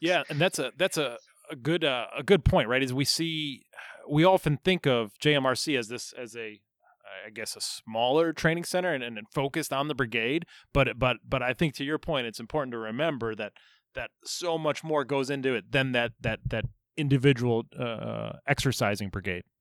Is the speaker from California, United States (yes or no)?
no; Chicago, Illinois, United States; I'm a Chicago guy